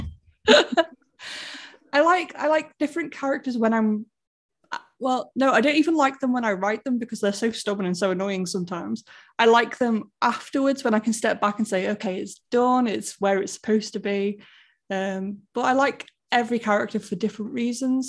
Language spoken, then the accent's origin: English; Stoke-on-Trent, West Midlands, United Kingdom; moved away; my hometown, really, because that's where I'm from